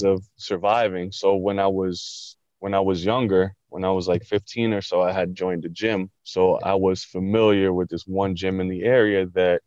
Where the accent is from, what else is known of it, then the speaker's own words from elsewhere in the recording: Long Island, New York, United States; I grew up in Long Island